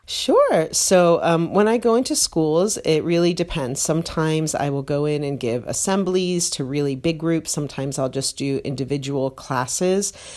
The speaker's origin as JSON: {"language": "English", "country": "United States", "moved": "yes", "lives_now": "United Kingdom", "said": "being American"}